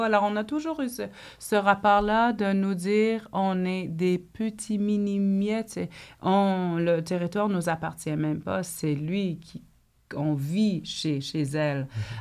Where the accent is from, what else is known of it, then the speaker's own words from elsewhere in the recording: the North, Quebec, Canada; je viens du Nord. Je suis une mhm. fille du Nord.